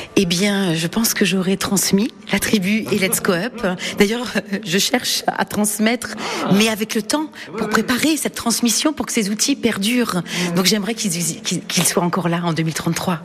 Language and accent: French; Le Mans, Pays de la Loire, France; je suis née au Mans